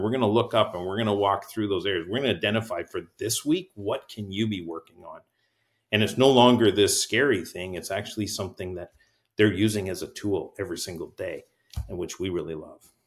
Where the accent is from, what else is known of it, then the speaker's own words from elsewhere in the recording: Canada; now in Marysville, United States; I'm actually Canadian as well